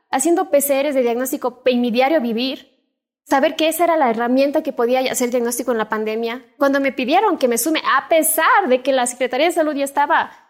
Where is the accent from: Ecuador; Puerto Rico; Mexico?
Ecuador; Cuenca, Azuay; Soy cuencana.